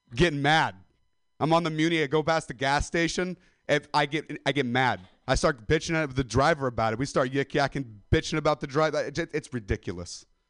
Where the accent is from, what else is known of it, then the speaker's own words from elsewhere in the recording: Modesto, California, United States; I'm a dropout from Modesto